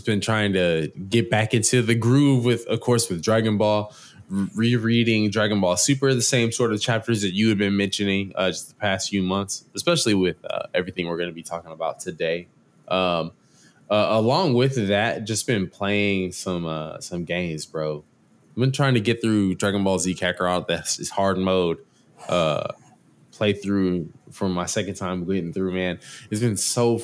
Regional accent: Texas, United States; as a Texan myself

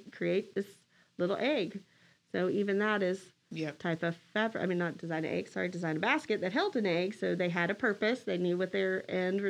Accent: Texas, United States; we're from Texas

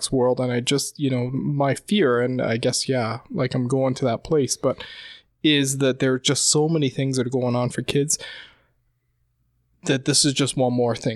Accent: England, United Kingdom; Yeah, yeah. I grew up in in in England

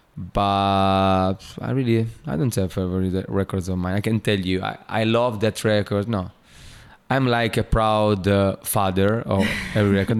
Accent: Italy; born or raised there; English is a second language; moved away

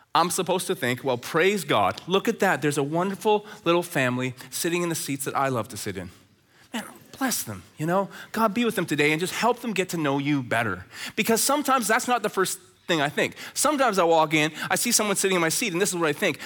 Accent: Red Deer, Alberta, Canada; now in Chilliwack, Canada; Growing up in Red Deer, Alberta, as a teenager

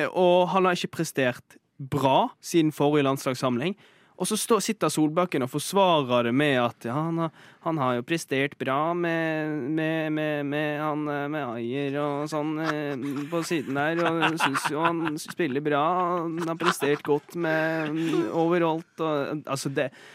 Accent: Bergen, Vestland, Norway; jeg er fra Bergen

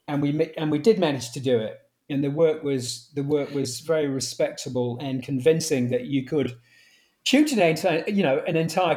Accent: Manchester, North West England, United Kingdom; I was from Manchester. I was a Man U fan.

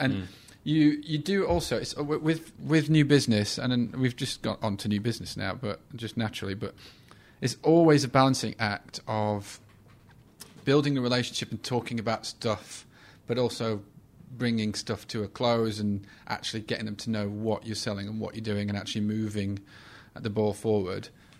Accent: England, United Kingdom; I mean, we're both white males. We're both English.

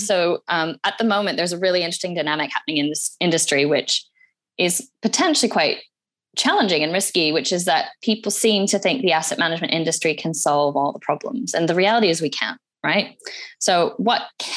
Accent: Alberta, Canada; now in United Kingdom; I'm Canadian by birth. I grew up in Alberta, which is where the oil sands are.

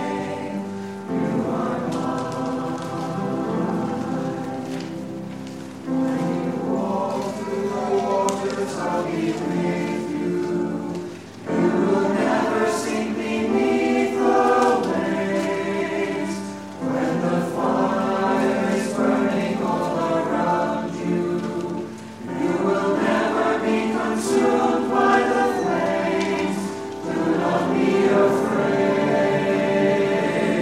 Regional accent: Tillicoultry, Scotland, United Kingdom; I come from Tillicoutry, which is just outside Stirling.

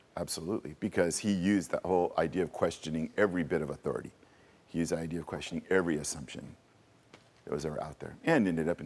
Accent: California, United States; I was born in California in 61

